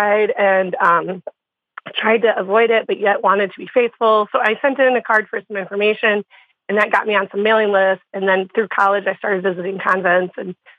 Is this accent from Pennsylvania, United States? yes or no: no; Iowa, United States; now in northern Wisconsin, United States; I'm from Iowa. I grew up in Iowa. But yeah, so I'm pretty Midwest